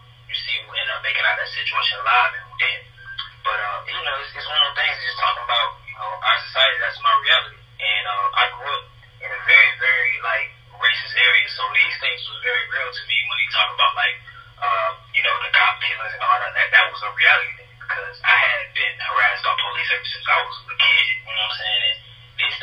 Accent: Florida, United States; moved away as an adult; When I was still staying in Florida

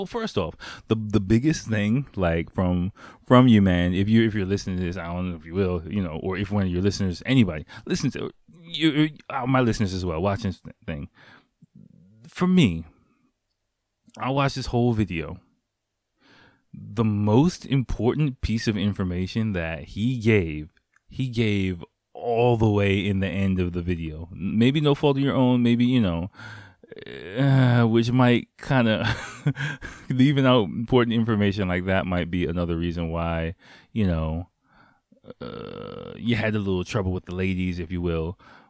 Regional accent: England, United Kingdom; now in Japan; I really didn't get that many dates when I was back in my home country in England.

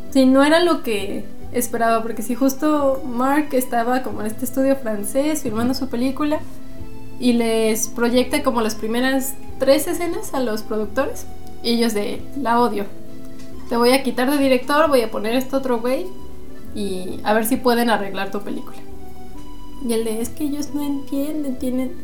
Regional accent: Aguascalientes, Mexico

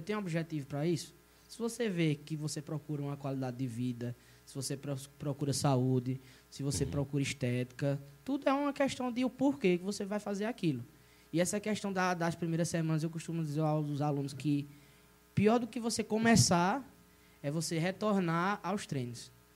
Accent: Monteiro, Paraíba, Brazil; also born or lived in Campina Grande; Sou, sou, sou nascido e criado de Monteiro de berço aqui mesmo

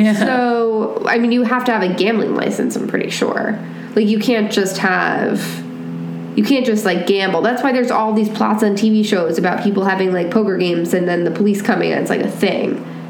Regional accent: New York, United States; There's actually a place, not in my hometown, but near my hometown, in New York

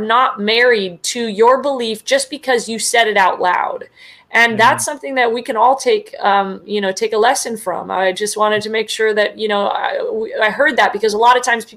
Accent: the Bay Area, California, United States; also born or lived in San Diego; I am a registered Democrat. That's just because I grew up in the Bay Area.

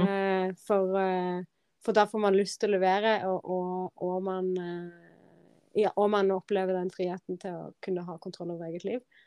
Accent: Norway; moved away as an adult; also born or lived in London; Dette var Norge, dette er mitt hjemland

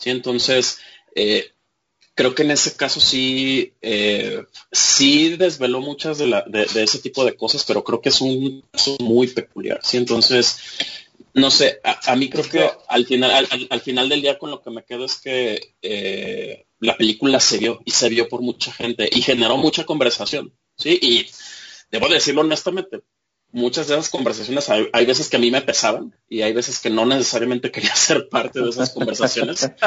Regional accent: Mexico; pero yo como audiencia mexicana, ¿en dónde quedo?

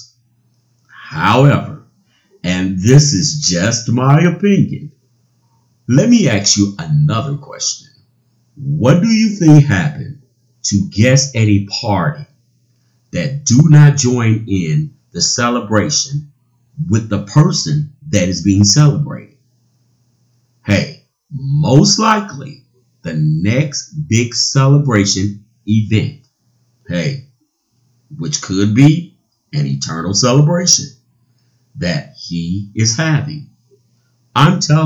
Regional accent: United States

